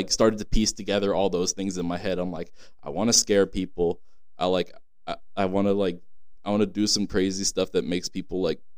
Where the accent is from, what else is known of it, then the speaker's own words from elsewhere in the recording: San Diego, California, United States; moved away as an adult; also born or lived in Arizona; I'm from San Diego, California.